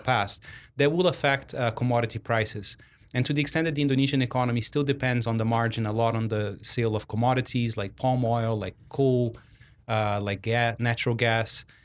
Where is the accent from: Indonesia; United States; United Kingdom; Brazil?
Brazil; moved away; I'm originally from Brazil